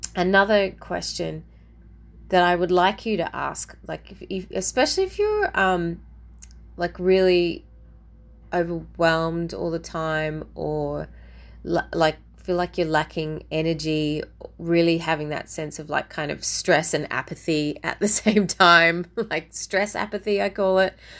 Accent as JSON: {"language": "English", "country": "Australia", "said": "as an Aussie"}